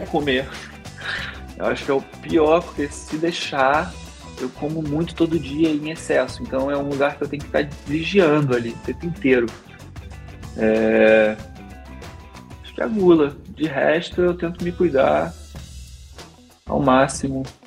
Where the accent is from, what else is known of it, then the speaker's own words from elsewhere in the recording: Petrópolis, Rio de Janeiro, Brazil; now in Rio de Janeiro, Brazil; sou de Petrópolis